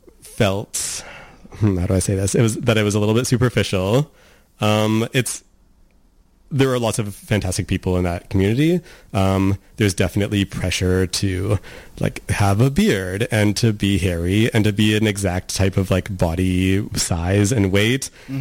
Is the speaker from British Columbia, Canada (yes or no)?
yes; Nanaimo, British Columbia, Canada; Like, I didn't really have any like gay role models growing up in Nanaimo at that time.